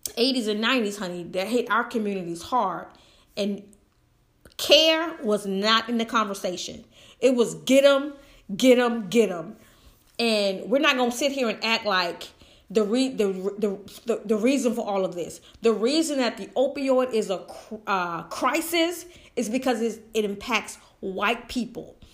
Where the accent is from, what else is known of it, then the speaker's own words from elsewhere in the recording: United States; I love being an American, honey. I am full-blooded